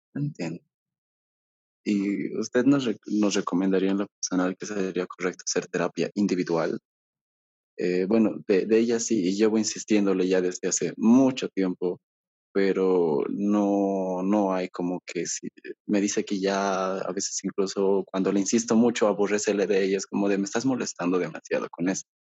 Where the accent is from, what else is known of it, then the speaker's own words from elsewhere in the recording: Bolivia; aquí yo soy de Bolivia